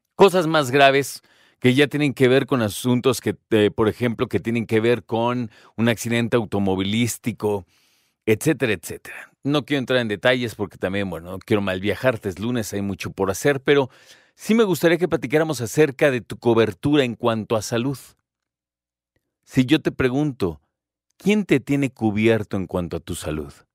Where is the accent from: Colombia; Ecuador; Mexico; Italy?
Mexico; como mexicanos